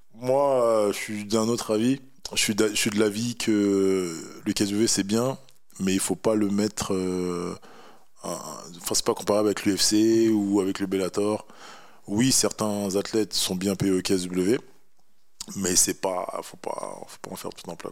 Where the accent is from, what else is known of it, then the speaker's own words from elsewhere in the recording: Paris, Île-de-France, France; je suis originaire du Sénégal, voilà, je suis né en France, à Paris, et voilà, je suis un parisien et fier de l'être aussi.